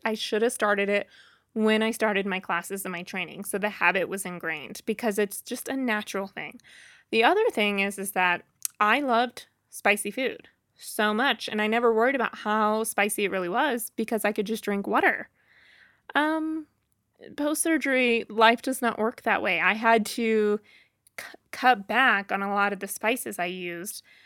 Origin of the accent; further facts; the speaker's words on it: Boonville, Missouri, United States; moved away; I'm from Booneville, Missouri originally.